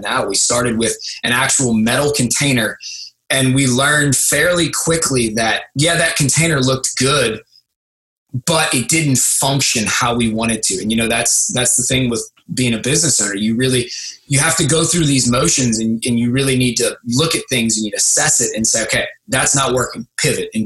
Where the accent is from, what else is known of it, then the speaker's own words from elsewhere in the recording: St. Bernard, Louisiana, United States; my hometown of St. Bernard, Louisiana